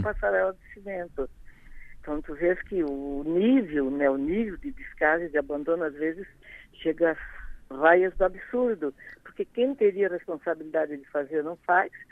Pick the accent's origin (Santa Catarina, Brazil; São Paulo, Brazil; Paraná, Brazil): Santa Catarina, Brazil; Criciúma; moved away; also born or lived in Rio de Janeiro; informar o meu povo, a minha terra, a minha gente, que eu já estava longe há tempo